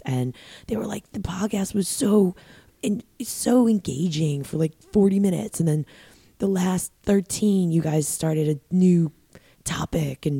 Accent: Long Island, New York, United States; we're both Long Island people

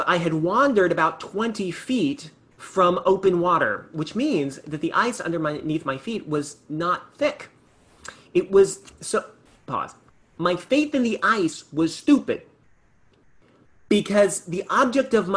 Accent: California, United States; I grew up in California

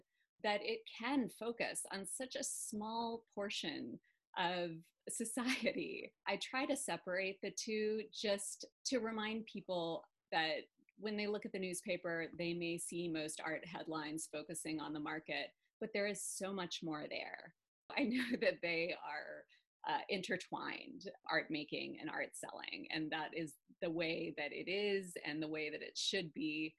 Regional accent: Birmingham, Alabama, United States; moved away; I grew up in Birmingham, Alabama, to parents who were not Southerners. So I was always kind of an outsider, even though I lived there from the age of 1 to 18.

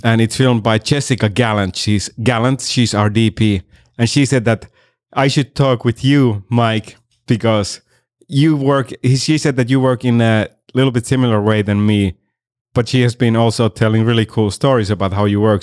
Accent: Finland; moved away as an adult; also born or lived in Miami; now in Los Angeles, United States; I'm originally from Finland and I've been here for seven years, uh, in L A.

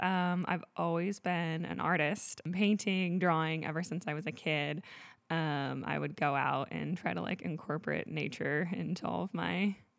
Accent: Grass Valley, California, United States; I have been born and raised in Grass Valley, California. I have always loved it here. I consider myself like a forest child.

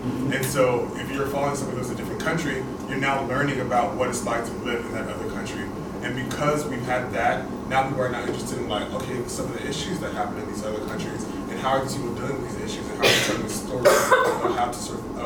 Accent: Houston, Texas, United States; I born and raised in Houston, Texas

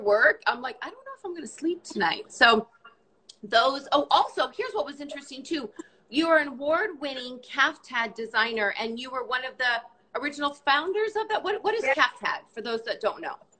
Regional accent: Canada; i am also canadian

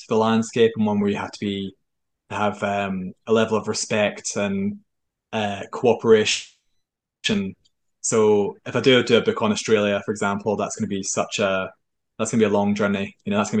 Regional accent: Germany; born there; So just for some background, I was born in Germany on a military base. My father was a soldier. I'm from a long line of soldiers.

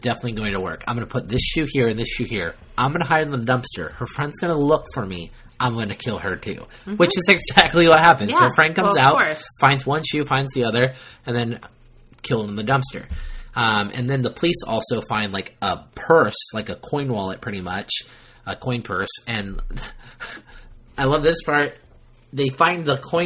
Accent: Ukiah, California, United States; moved away; we grew up in Mendocino County. We grew up in Ukiah, which is the hub of Mendocino County

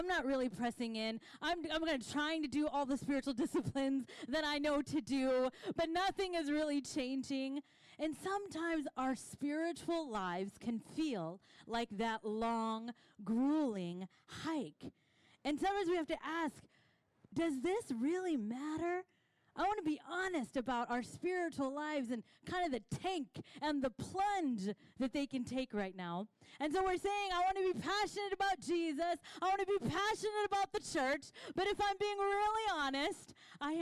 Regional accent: Kansas, United States; now in Pacific Northwest, United States; I am from Kansas

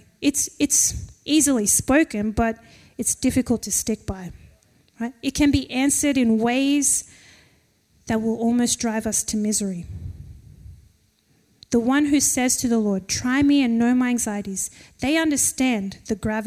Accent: Penrith, New South Wales, Australia; we're from Penrith

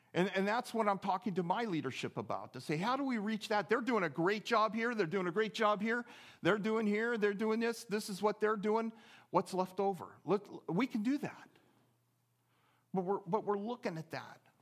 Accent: just outside of Oakland, California, United States; also born or lived in Seattle, Washington; now in Eagle River, United States; I grew up just outside of Oakland, California

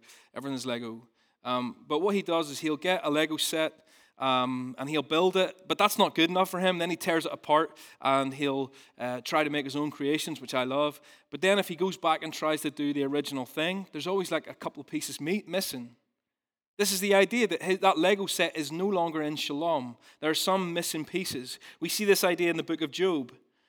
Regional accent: Ballymena, Northern Ireland, United Kingdom; So I'm from Ballymena originally, and I used to work on a farm

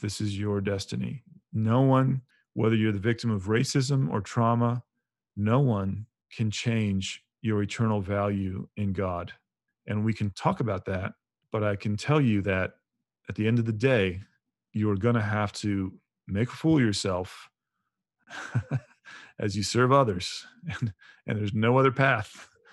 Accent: United States; I'm an American, Orthodox Christian

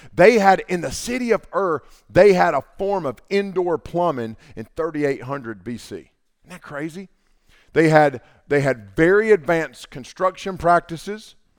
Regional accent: Canton, North Carolina, United States; I grew up in Haywood County, and, uh, when I was growing up, that was a mill town.

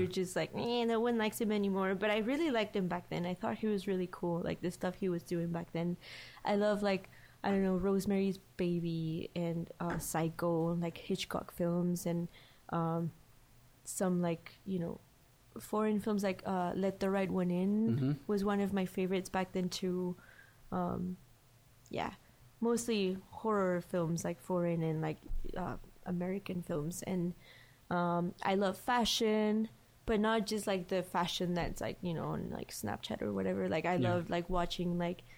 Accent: León, Guanajuato, Mexico; moved away; I'm from León

